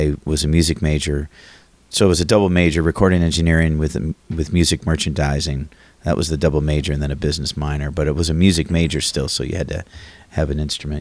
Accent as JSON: {"language": "English", "town": "Oconomowoc", "region": "Wisconsin", "country": "United States", "tie": "born or raised there", "also_born_or_lived": "St. Louis, Missouri / Oshkosh, Wisconsin", "moved": "as an adult", "lives_now": "Cleveland, United States", "said": "I grew up in Wisconsin, outside of Milwaukee, a little town called Oconomowoc"}